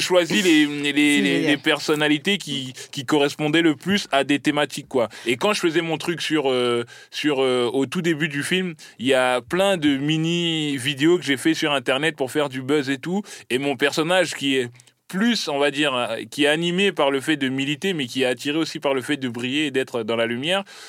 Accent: Caen, Normandy, France; also born or lived in Bondy; je suis né à Bondy, j'ai grandi à Caen

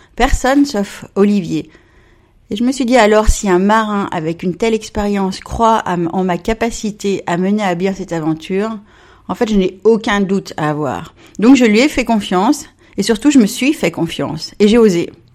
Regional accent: Évian-les-Bains, Auvergne-Rhône-Alpes, France; moved away; also born or lived in Plymouth, England; Je suis née à Évian, j'ai grandi là-bas, sur les bords de la Clément

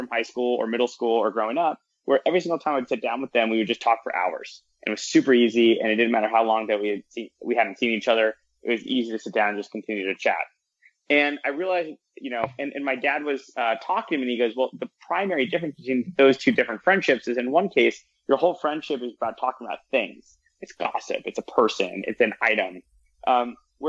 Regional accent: Southern California, United States; moved away as an adult; also born or lived in Ithaca, New York; I grew up in Southern California.

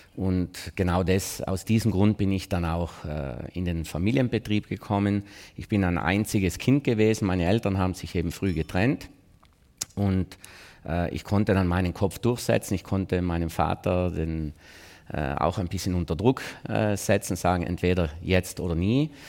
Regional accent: South Tyrol, Trentino-Alto Adige, Italy; Wir sind ja keine Österreicher

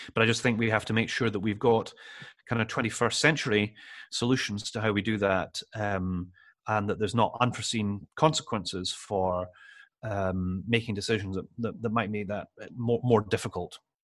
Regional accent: Edinburgh, Scotland, United Kingdom; also born or lived in London; I'm from Edinburgh Central, it's where I went to primary school, where I went to secondary school

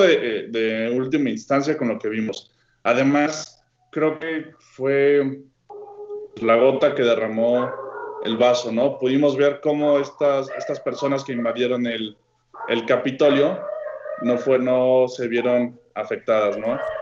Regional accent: Mexico

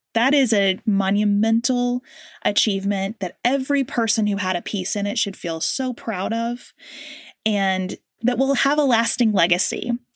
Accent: United States

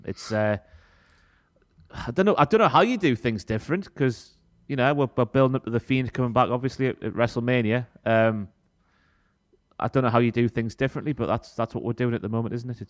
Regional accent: United Kingdom

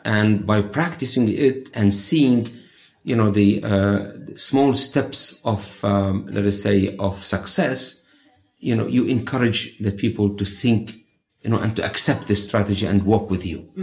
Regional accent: Bethlehem, West Bank, Palestine; I was born in Bethlehem.

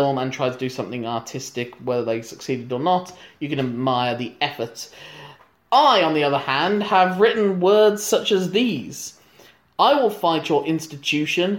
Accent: United Kingdom; as a British citizen

